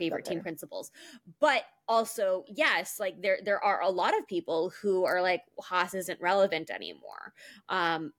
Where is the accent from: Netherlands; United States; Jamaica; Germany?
United States; I'm an American